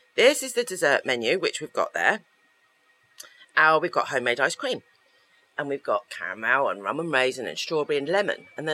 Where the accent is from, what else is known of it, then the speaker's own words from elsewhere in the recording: England, United Kingdom; moved away as an adult; now in Spain; we're English